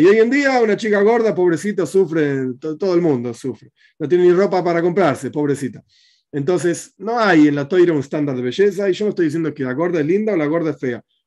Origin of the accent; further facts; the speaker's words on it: Argentina